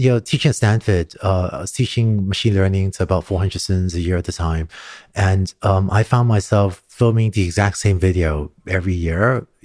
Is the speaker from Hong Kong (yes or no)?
yes; Hong Kong; also born or lived in Singapore; Growing up in Hong Kong and Singapore, I started learning to code when I was five or six years old.